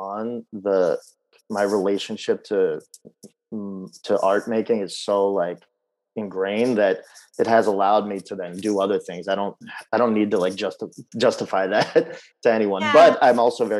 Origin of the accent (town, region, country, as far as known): Baltimore, Maryland, United States; born or raised there; also born or lived in Kyiv, Ukraine